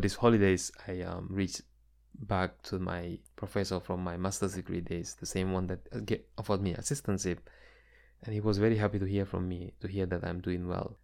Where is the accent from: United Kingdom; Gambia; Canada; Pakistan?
Gambia; now in United States; my experiences growing up in the Gambia